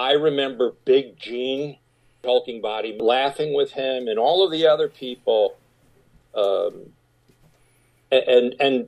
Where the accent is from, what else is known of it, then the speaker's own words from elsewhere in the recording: Rye, New York, United States; I grew up in Rye, New York